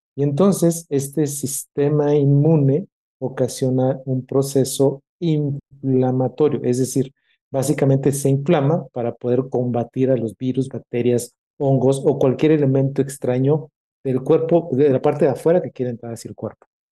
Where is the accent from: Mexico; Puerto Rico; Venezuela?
Mexico; tenemos como mexicanos y sobre todo como médicos